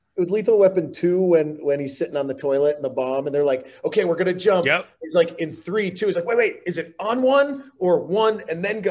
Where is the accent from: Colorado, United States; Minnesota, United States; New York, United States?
New York, United States; Oneonta; moved away; also born or lived in Italy / Miami; I grew up in Oneonta, New York, right by Cooperstown.